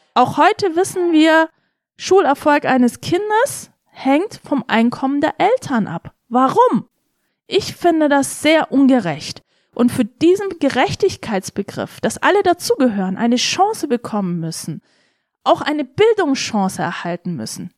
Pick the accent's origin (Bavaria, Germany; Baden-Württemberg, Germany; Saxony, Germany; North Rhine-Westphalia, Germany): Bavaria, Germany; Senden; also born or lived in Tokat, Turkey / Weißenhorn, Germany; Ich war in Weisenhorn auf dem Gymnasium, Grundschule in Senden